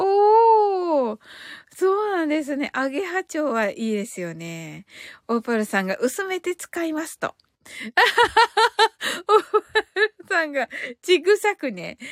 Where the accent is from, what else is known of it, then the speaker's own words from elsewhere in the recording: Kyushu, Japan; accent: Kyushu dialect; 私九州人なんで